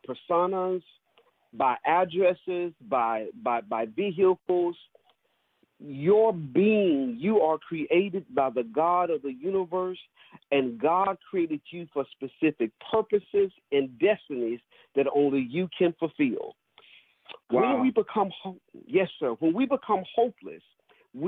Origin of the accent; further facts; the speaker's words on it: Nettleton, Mississippi, United States; now in Greensboro, United States; growing up in Mississippi, very small town, Nettleton, Mississippi, very small high school